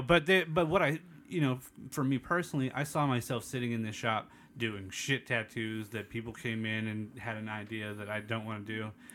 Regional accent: East County, California, United States; I grew up in the East County

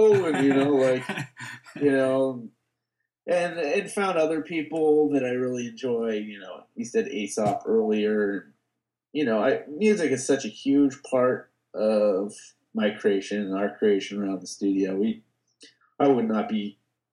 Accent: Bay Area, California, United States; I grew up in the Bay Area

